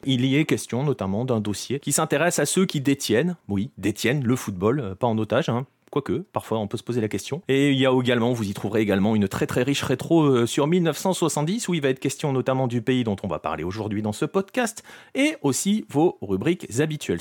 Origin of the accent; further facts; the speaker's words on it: France; chez nous en France